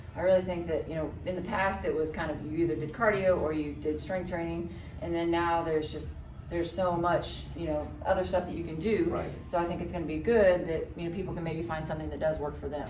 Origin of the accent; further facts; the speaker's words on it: Norman, Oklahoma, United States; also born or lived in Colorado; I grew up here in Norman. Right. So I'm from here.